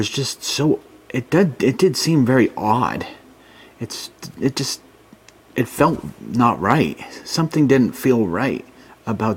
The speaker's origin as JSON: {"language": "English", "area": "Worcester County", "region": "Massachusetts", "country": "United States", "tie": "born or raised there", "moved": "yes", "lives_now": "Pennsylvania, United States", "said": "I grew up in a small town a little bit away from Worcester's in the sticks"}